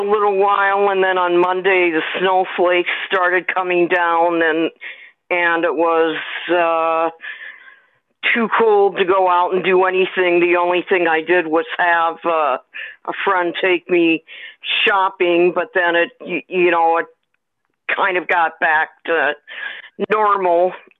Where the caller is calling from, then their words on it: St. Paul, Minnesota, United States; from St. Paul